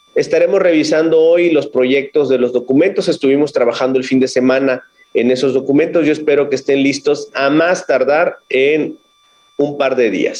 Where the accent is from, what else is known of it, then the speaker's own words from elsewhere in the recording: Minatitlán, Veracruz, Mexico; Yo soy originario de aquí, de Veracruz, del sur de Veracruz